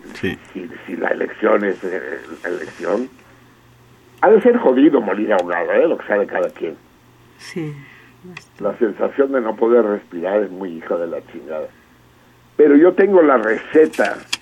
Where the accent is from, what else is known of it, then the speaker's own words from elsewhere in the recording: Mexico; como mexicanos